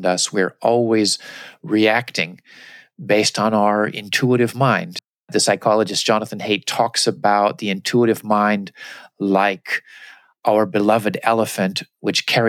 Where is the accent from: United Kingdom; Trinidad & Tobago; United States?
United States; moved away as an adult; also born or lived in Japan; I came with my American cultural glasses. Everything I saw was filtered through my experience as an American